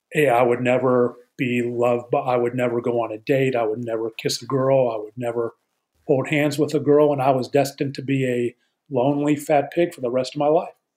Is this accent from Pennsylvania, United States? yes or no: yes; Pittsburgh, Pennsylvania, United States; I grew up in Pittsburgh uh, in the 70s